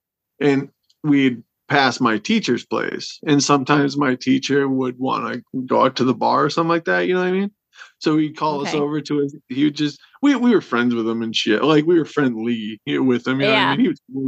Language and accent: English; Wishek, North Dakota, United States; born or raised there